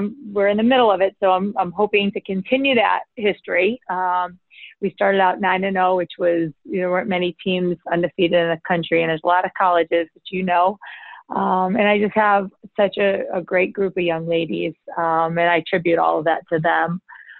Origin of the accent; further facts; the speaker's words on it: Rochester, New York, United States; also born or lived in Baltimore County, Maryland; I grew up in Rochester, New York, not far from here